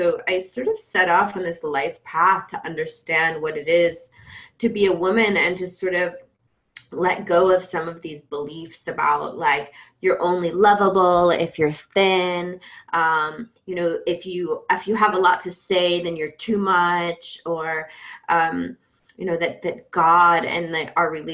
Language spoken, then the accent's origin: English; Georgia, United States; I grew up in Georgia in the Bible Belt. So I'm a Georgia girl